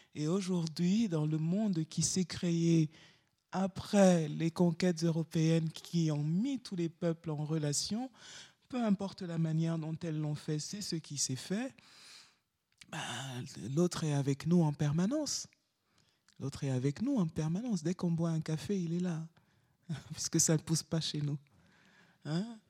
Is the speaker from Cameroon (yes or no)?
yes; Douala, Littoral, Cameroon; moved away as an adult; now in Lomé, Togo; là où j'habite, à Lomé, le quartier de ma toute petite enfance à Douala